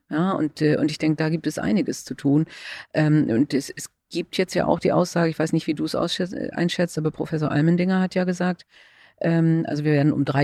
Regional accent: Schleswig-Holstein, Germany; Und äh, also ich komme ja aus Schleswig-Holstein, äh, da ging es verhältnismäßig gut

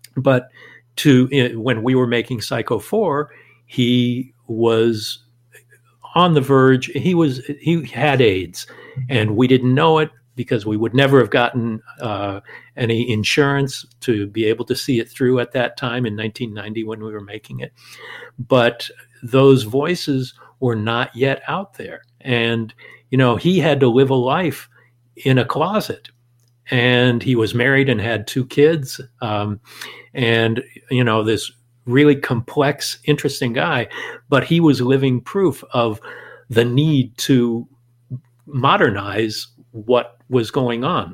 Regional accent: Southern California, United States; growing up in Southern California

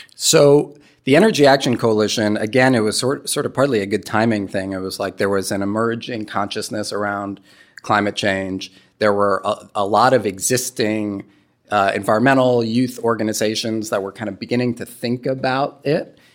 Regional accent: New York City, New York, United States; moved away; I'm from New York City

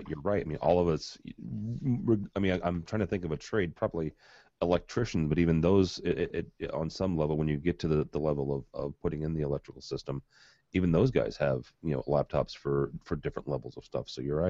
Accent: St. Louis, Missouri, United States; This actually happened in my hometown. {S8} Oh, really? {S6} They physically did this in St. Louis.

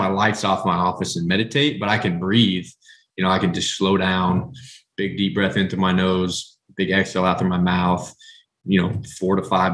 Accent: Southwest Kansas, United States; I'm from the Midwest. So I'm from, like I said, at the beginning, I'm from Southwest Kansas. I grew up on red meat.

